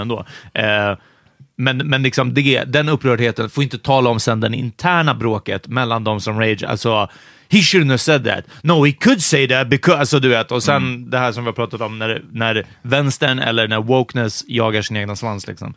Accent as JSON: {"language": "Swedish", "country": "Hungary", "moved": "yes", "lives_now": "Sweden"}